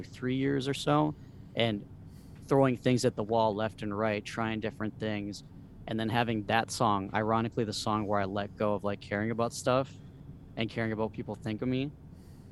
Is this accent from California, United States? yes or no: no; Minnesota, United States; also born or lived in Mexico; me growing up here